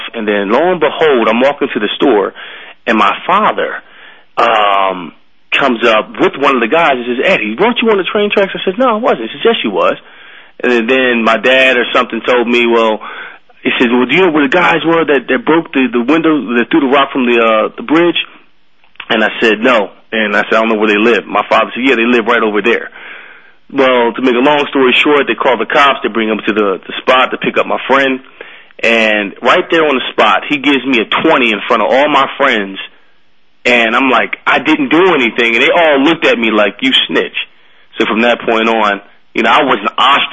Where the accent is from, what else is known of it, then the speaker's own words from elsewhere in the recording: Philadelphia, Pennsylvania, United States; I grew up in Philadelphia